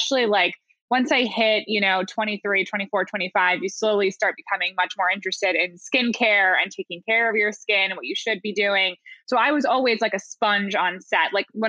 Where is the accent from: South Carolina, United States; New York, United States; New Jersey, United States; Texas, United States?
New York, United States; And then, yeah, we were both from upstate New York. We had mutual friends in common. We lived on the same block in New York